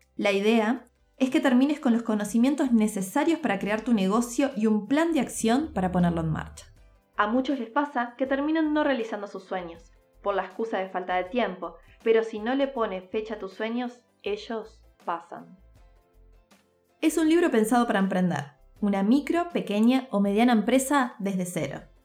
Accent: Montevideo, Uruguay; also born or lived in Turin, Italy; nací en Montevideo, Uruguay

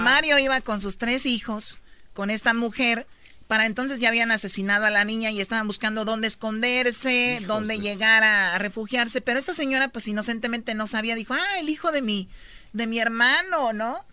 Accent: Los Altos de Jalisco, Mexico; moved away; yo soy de los Altos de Jalisco

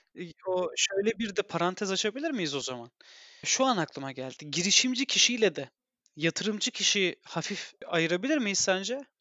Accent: Turkey; Biz Türk'üz

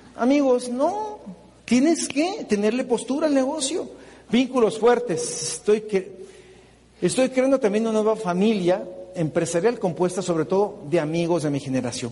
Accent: Mexico; nosotros definitivamente los mexicanos

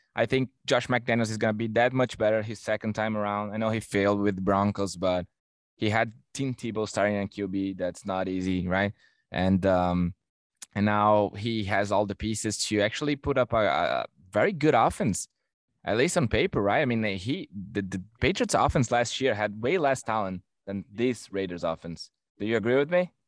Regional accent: Brazil; now in Toronto, Canada; I'm from Brazil

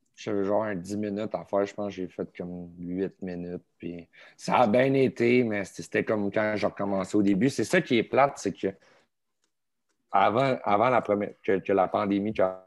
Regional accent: Laval, Quebec, Canada; now in Saint-Eustache, Canada; je suis né à Laval. À Laval, OK. Euh, à Saint-François

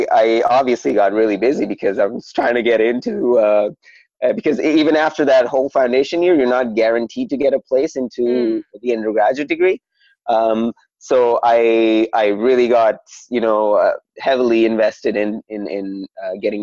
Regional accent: Saudi Arabia; moved away; I am a first generation Pakistani that was born in Saudi Arabia.

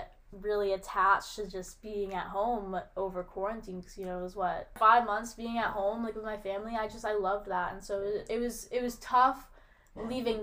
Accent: Connecticut, United States; moved away as an adult; I'm from Connecticut

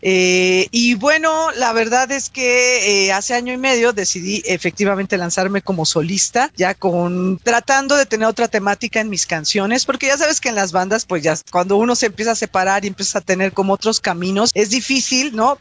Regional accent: Mexico; soy cantautora mexicana independiente.

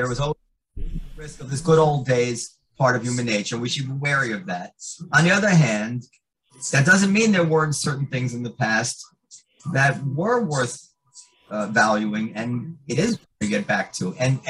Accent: United States; and we just felt great about being little American children.

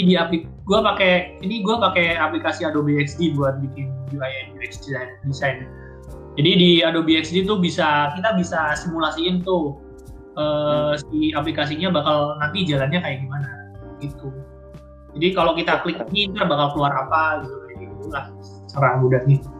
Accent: East Java, Indonesia; moved away as an adult; now in Bandung, Indonesia; aku dari Jawa Timur

